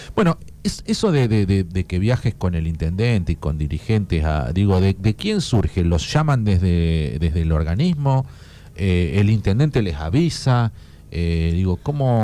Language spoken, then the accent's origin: Spanish; Puan, Buenos Aires Province, Argentina; yo soy de Puan